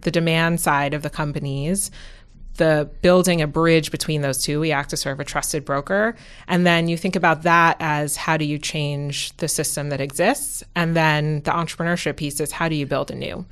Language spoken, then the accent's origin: English; New York City, New York, United States; moved away as an adult; also born or lived in Massachusetts / West Coast; I grew up in New York City